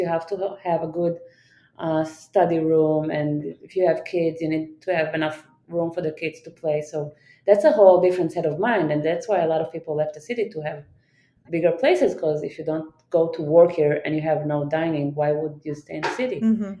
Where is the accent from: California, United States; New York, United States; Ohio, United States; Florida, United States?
New York, United States; where are you from, I'm gonna say New York. But most people will not accept that answer because of my accent.